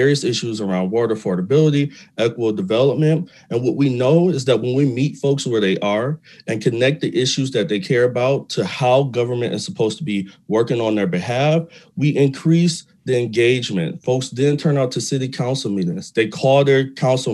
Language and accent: English; Detroit, Michigan, United States; I'm a Detroit native, born and raised on the East Side